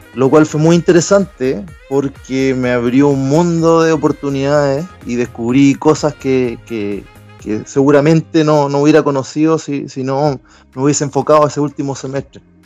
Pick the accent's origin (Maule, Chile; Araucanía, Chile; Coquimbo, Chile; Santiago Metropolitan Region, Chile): Maule, Chile; Talca; moved away as an adult; also born or lived in Göttingen, Germany; now in Hamburg, Germany; yo vengo de Talca, que es una zona preferentemente agrícola